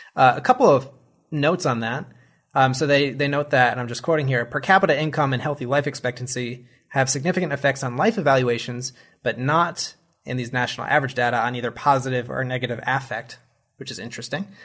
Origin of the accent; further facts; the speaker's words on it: United States; as an American